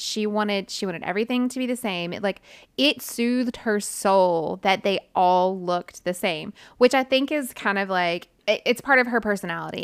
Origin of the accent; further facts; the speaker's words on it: United States; I'm American